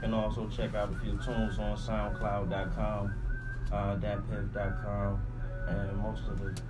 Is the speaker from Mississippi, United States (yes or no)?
yes; Moss Point, Mississippi, United States; Again, Moss Point, MOSSPOINT, that's the name of my hometown